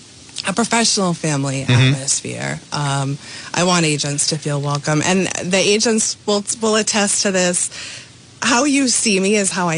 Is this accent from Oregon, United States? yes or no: no; North Providence, Rhode Island, United States; I grew up in North Providence